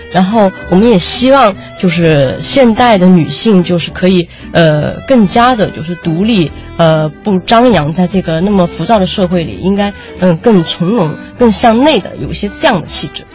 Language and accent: Chinese; China; 这是我们中国人，呃，包括可能是亚洲人的一种独特的气质吧